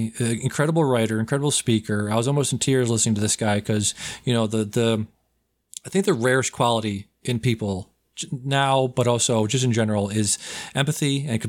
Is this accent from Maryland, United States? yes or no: no; Massachusetts, United States; I'm from Massachusetts